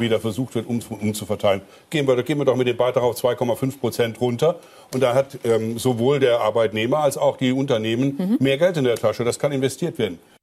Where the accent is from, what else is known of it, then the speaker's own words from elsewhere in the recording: Koblenz, Rhineland-Palatinate, Germany; in meiner Heimatstadt